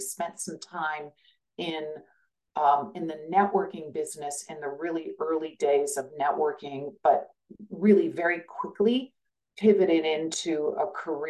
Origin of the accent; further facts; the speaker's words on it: Kansas, United States; moved away as an adult; also born or lived in Silicon Valley; I'm from Kansas. I am still very connected to Kansas. I go back all the time